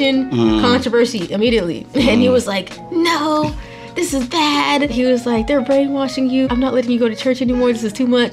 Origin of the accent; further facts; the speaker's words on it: Texas, United States; also born or lived in Nigeria; now in Atlanta, United States; I was actually born in Nigeria, and then we immigrated to the United States. I ended up growing up in Texas, and then I ended up in Atlanta.